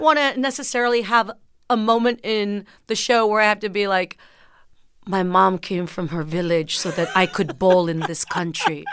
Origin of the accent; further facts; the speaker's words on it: McAllen, Texas, United States; first language Spanish; English is a second language; growing up in McAllen, Texas, down south